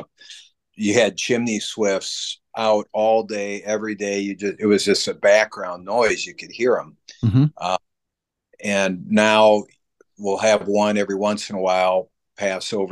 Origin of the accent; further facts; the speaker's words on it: Cedar Rapids, Iowa, United States; as a kid growing up in Cedar Rapids